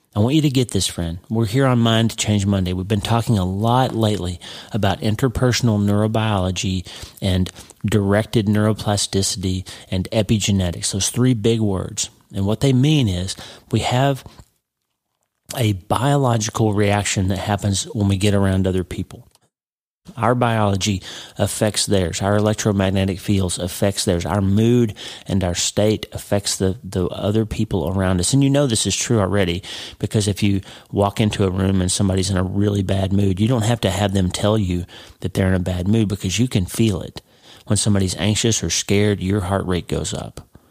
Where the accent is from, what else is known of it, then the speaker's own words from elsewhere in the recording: Broken Bow, Oklahoma, United States; moved away as an adult; also born or lived in Pittsburgh; I grew up in a very small town. A, a nobody town in Oklahoma, and I love my hometown. But but if you grew up in New York City, you wouldn't think much of my little hometown. Two thousand people, Broken Bow, Oklahoma